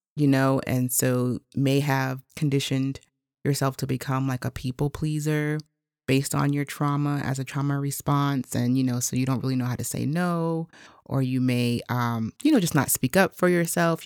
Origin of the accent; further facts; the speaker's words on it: United States; I'm actually Haitian American. So my mother and father are both from Haiti, and I was born here in the States